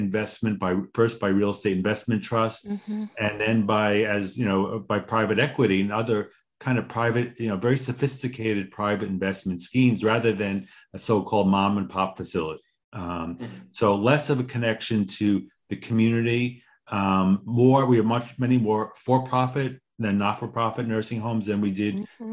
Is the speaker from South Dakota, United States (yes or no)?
no; New York, United States; a New Yorker